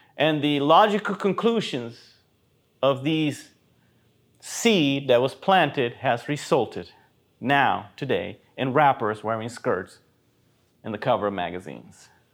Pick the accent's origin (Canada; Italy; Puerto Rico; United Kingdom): Puerto Rico; Even when I grew up in Puerto Rico